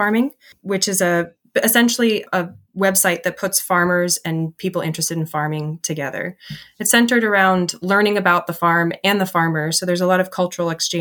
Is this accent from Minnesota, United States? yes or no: yes; Minneapolis–Saint Paul, Minnesota, United States; moved away as an adult; also born or lived in Maine; I grew up in the Twin Cities and went to school in Maine